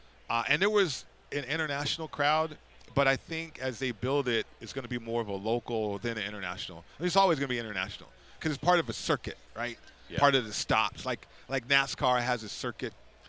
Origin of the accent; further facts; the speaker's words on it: Las Vegas, Nevada, United States; I'm from Vegas too